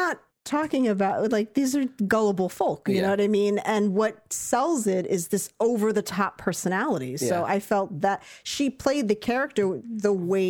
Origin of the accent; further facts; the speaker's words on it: United Kingdom; I think as a Brit, I could see him differently because I'm used to hearing him with an American accent.